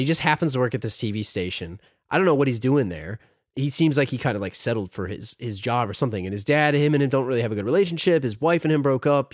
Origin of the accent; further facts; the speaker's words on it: United States; as an American